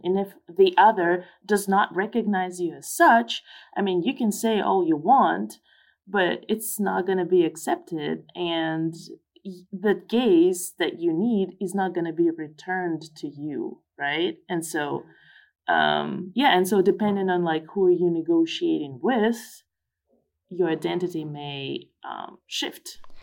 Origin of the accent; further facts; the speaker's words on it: Tomsk, Tomsk Oblast, Russia; moved away as an adult; also born or lived in United States; in Tomsk, in my hometown